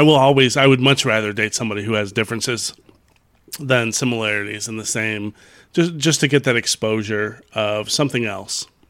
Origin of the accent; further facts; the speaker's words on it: Chicago, Illinois, United States; I grew up in Chicago